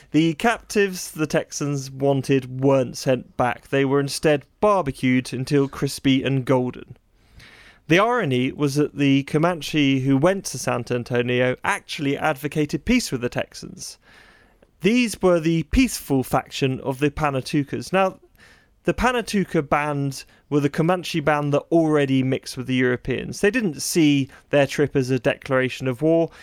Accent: United Kingdom; we British

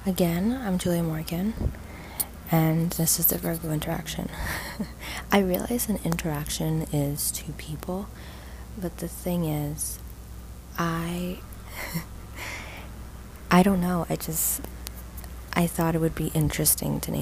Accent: Toronto, Ontario, Canada; I grew up in Toronto, Ontario, and I currently do not live in Toronto

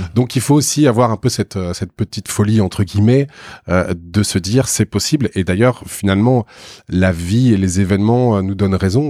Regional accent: Bordeaux, Nouvelle-Aquitaine, France; moved away as an adult; dans ma ville euh, natale, parce que je suis originaire de Bordeaux.

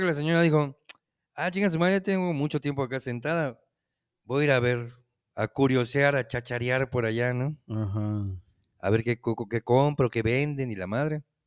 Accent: Yucatán, Mexico; que ya no somos nada más yucatecos los que vivíamos

